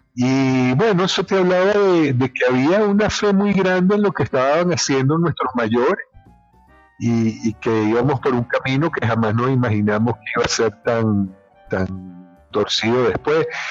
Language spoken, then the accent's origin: Spanish; Trujillo, Venezuela; born or raised there; moved away as an adult; also born or lived in Caracas; now in Spain